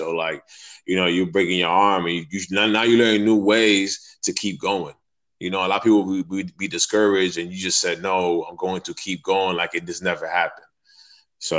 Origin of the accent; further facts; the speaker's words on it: Florida, United States; I'm from the United States in Florida.